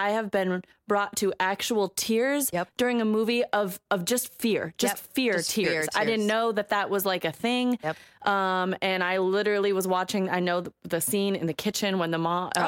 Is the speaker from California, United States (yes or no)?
no; Ellensburg, Washington, United States; growing up in Ellensburg, that's all everybody listened to. And for 7 years of living there, I listened to Fuzzy Radio Station because the hip hop station was the next town over.